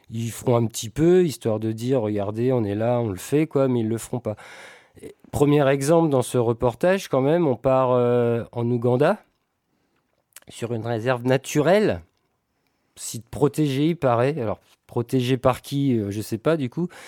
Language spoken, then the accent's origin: French; France; mais comme nous on est français, bah, on a Total sous la main